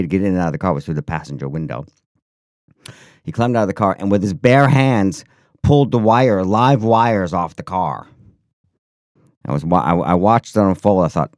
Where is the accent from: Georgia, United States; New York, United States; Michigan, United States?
New York, United States; Syracuse; Yeah, well, when I was a kid growing up in Syracuse, New York... In the snow belt, it was pretty damn cold, always cold in the winter, especially.